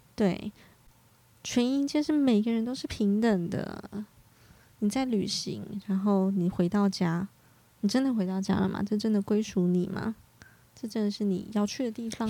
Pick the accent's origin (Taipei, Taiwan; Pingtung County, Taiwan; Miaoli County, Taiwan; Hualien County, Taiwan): Hualien County, Taiwan; 我花莲人我也是见过猴子的